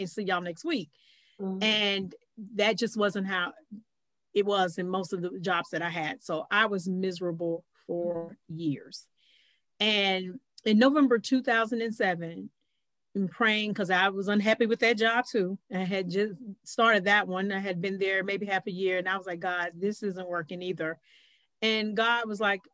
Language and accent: English; North Carolina, United States; now in Atlanta, United States; I'm originally from North Carolina